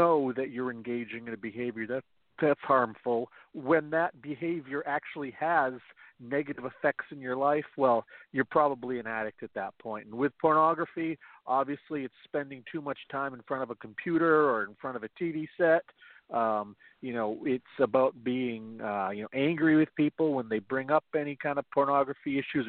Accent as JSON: {"language": "English", "region": "Central Maine", "country": "United States", "tie": "born or raised there", "said": "I am from Central Maine. I was born here, pretty much lived here my entire life"}